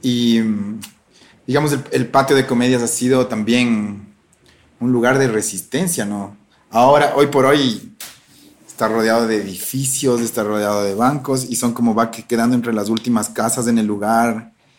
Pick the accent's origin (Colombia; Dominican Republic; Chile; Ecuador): Ecuador; Ambato, Tungurahua; yo soy de Ambato